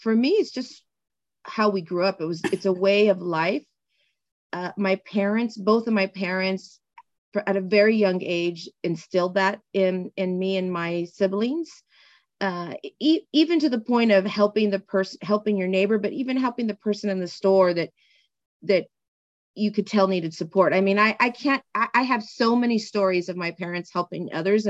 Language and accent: English; San Gabriel Valley, California, United States; also born or lived in East Los Angeles; now in Santa Clarita, United States; I now live in Santa Clarita, and I grew up in the San Gabriel Valley